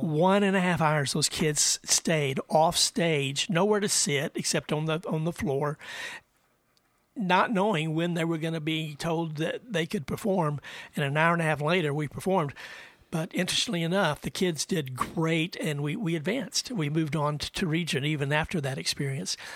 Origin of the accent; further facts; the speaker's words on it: Andrews, Texas, United States; I grew up in West Texas uh, in a little town of Andrews